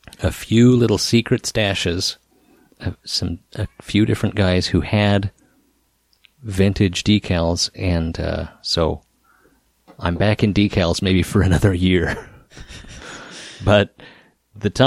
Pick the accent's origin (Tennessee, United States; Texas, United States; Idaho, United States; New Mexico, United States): Idaho, United States; moved away; also born or lived in Seattle, Washington; there's an antique store here in my hometown called the Trackside Mall